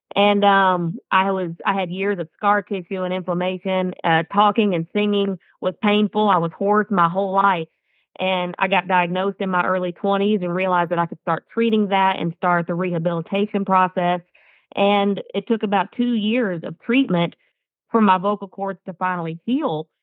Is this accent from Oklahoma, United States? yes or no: yes; Atoka, Oklahoma, United States; I grew up in Atoka, Oklahoma